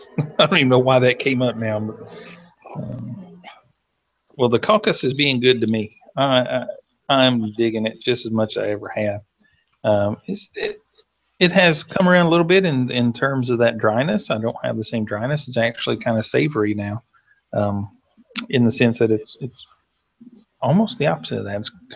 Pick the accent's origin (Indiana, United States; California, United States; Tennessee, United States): Tennessee, United States; accent: Southern; now in Santiago, Chile; And I'm from Tennessee. So we're teaching these kids. And I don't have the strong accent I once did, but we still have some Southern accent.